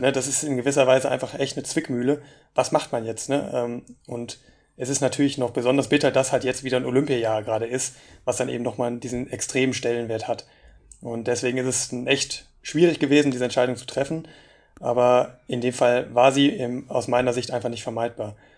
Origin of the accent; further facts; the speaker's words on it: Germany; bei uns in Deutschland